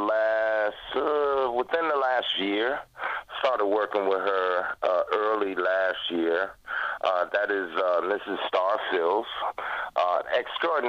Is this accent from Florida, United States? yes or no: yes; Jacksonville, Florida, United States; moved away; I'm 65 years old, and actually just relocated back to Florida, which is my hometown. And interesting enough, when I came back home to Jacksonville, Florida